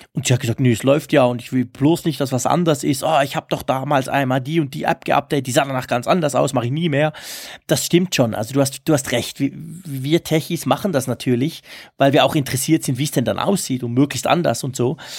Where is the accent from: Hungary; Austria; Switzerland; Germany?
Switzerland; als Schweizer